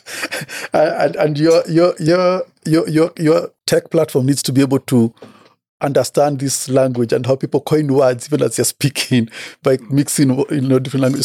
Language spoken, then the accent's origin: English; Kenya; I come from Kenya, born and bred.